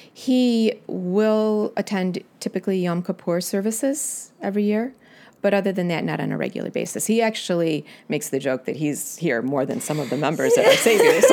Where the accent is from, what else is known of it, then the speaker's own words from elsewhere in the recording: Utica, Illinois, United States; I grew up near Utica, Illinois. I was raised on a farm